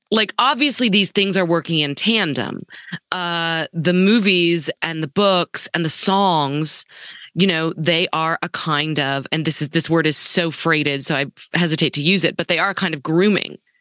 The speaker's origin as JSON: {"language": "English", "town": "Dallas", "region": "Texas", "country": "United States", "tie": "born or raised there", "said": "since I was a little girl growing up in Dallas"}